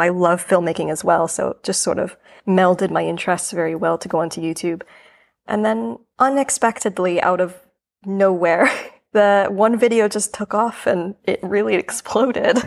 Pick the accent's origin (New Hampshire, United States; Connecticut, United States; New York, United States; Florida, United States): New York, United States; moved away as an adult; now in London, United Kingdom; I'm originally from New York. New York is my home, but I am in London currently